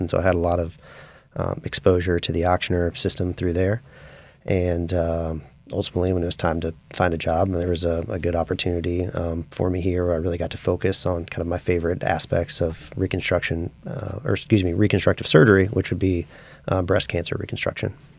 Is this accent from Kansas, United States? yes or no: yes; Wichita, Kansas, United States; moved away as an adult; also born or lived in Spartanburg, South Carolina; now in New Orleans, United States; I grew up in Wichita, Kansas